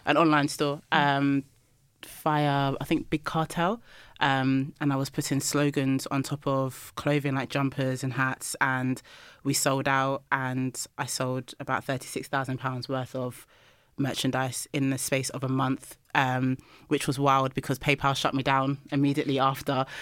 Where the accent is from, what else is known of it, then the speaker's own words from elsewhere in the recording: London, United Kingdom; I'm from London